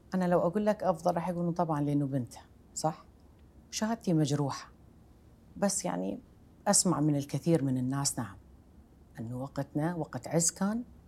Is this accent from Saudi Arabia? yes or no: no; Iraq; moved away as an adult; أنا عراقية وربيت في بيت يذكر العراق كعنوان كبير